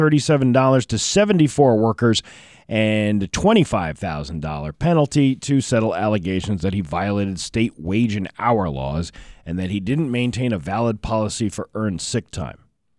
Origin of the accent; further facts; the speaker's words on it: Florence, Massachusetts, United States; Listen, I'm from Florence, Mass. I come from a different time, my friend.